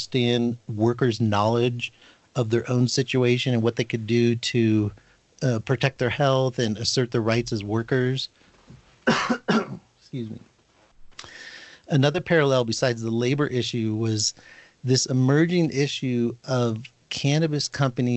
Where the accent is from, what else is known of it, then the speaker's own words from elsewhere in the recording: Northern California, United States; I was born and raised in California, specifically Northern California, and then spent time in Southern California